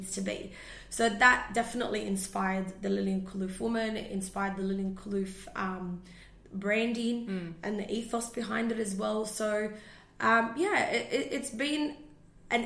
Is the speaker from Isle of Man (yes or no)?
no; Syria; also born or lived in Australia; now in Sydney, Australia; I was this little girl in the middle of Syria